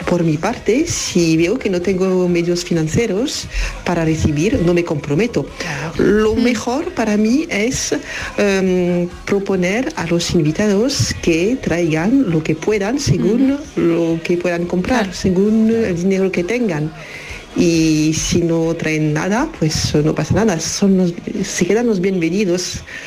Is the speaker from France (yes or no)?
yes; France; soy de Francia